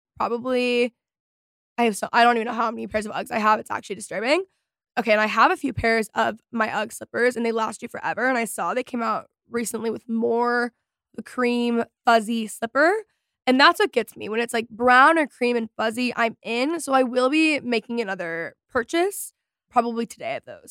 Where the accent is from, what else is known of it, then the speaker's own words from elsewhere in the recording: Texas, United States; I am from Texas